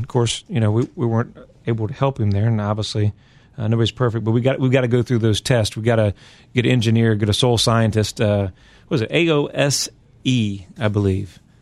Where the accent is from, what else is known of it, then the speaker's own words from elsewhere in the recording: Virginia, United States; I'm from Virginia, and so we have some soil out there